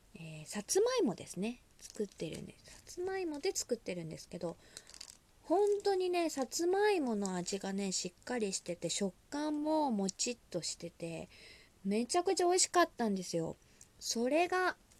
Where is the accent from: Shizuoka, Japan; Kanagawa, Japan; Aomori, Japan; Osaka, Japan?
Osaka, Japan; moved away; 大阪出身でございます